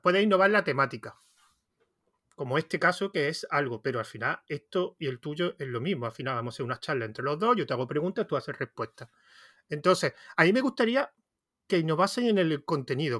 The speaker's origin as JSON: {"language": "Spanish", "region": "Andalusia", "country": "Spain", "accent": "Andalusian", "said": "Yo también tengo mucho acento, yo soy de Andalucía, entonces el acento no, lo he perdido"}